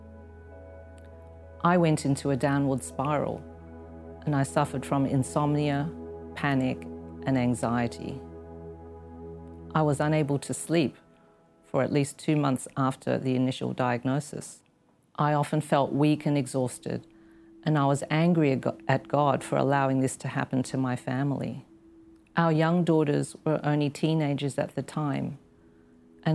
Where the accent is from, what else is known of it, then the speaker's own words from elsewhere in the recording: Australia; moved away as an adult; now in Hong Kong; I had attended a convent school when I was growing up in Australia